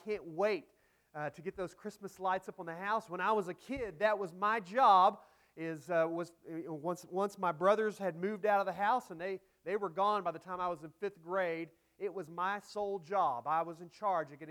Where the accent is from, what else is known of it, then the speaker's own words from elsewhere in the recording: Dallas area, Texas, United States; I grew up in the Dallas area, about 30 miles outside of Dallas.